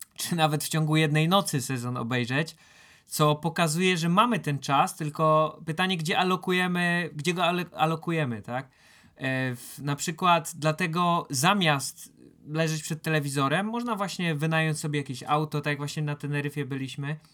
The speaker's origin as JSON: {"language": "Polish", "region": "Silesian Voivodeship", "country": "Poland", "said": "jak się to mówi u nas na Śląsku"}